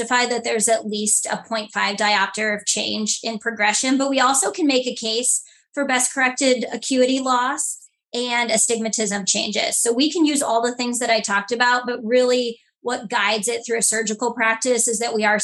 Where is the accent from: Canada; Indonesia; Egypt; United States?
United States; Cuyahoga Falls, Ohio; also born or lived in Columbus, Ohio; my hometown, which is the Cuyahoga Falls area, Akron region of Ohio.